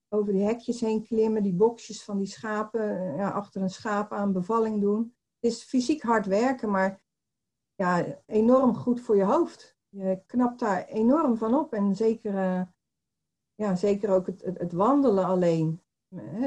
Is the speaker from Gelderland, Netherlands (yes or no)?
no; Poortugaal, South Holland, Netherlands; now in Barendrecht, Netherlands; ik ben geboren in Portugal. Dat, dat is een dorpje onder de rook van Rotterdam.